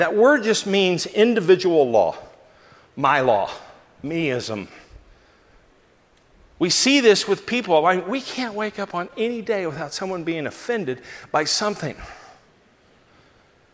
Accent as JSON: {"language": "English", "region": "Southern California", "country": "United States", "said": "as a Southern California boy"}